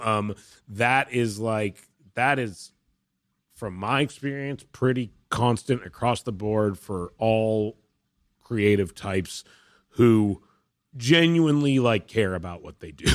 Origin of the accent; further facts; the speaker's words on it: Vancouver, British Columbia, Canada; I'm from Vancouver, where they made movies, not to say it's like I grew up in Hollywood